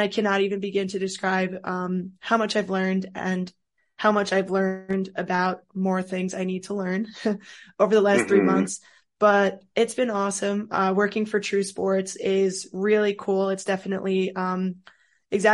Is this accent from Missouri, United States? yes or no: no; Rockland County, New York, United States; moved away as an adult; also born or lived in Scranton, Pennsylvania; now in Baltimore, United States; So I'm from New York, just outside of New York City in Rockland County